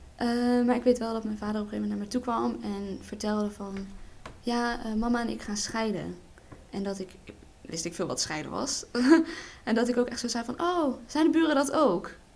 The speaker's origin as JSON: {"language": "Dutch", "town": "Berlicum", "region": "North Brabant", "country": "Netherlands", "said": "ik kom uit Berlicum"}